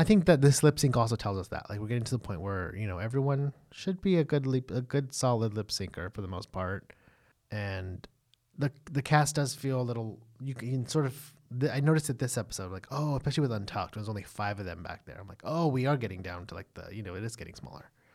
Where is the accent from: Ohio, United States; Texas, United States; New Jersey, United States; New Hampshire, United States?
Texas, United States; we're from the South or what can be considered the South, we're from Texas